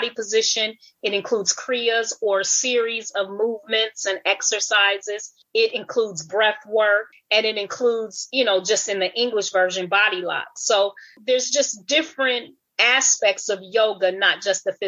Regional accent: Peoria, Illinois, United States; moved away; also born or lived in Grenada / Republic of Ireland / Worthing, England; I grew up in the United States in a town called Peoria, Illinois

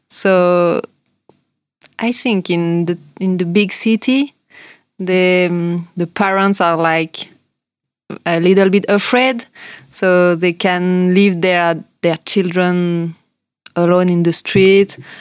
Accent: France; accent: French; English is a second language; moved away; also born or lived in New Zealand; we are French

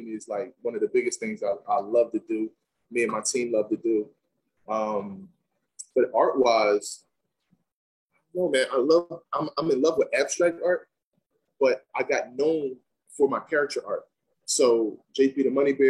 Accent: Philadelphia, Pennsylvania, United States; I'm from Philadelphia as well

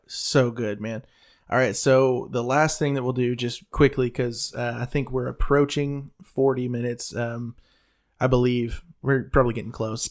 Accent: the South, United States; I'm from the South

